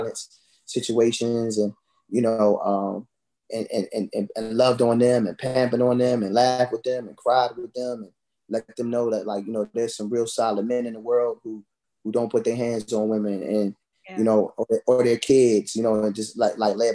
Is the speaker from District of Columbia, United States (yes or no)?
yes; Washington, District of Columbia, United States; also born or lived in Orange, New Jersey; I was born in Orange, New Jersey, and I grew up here, you know, in the DMV area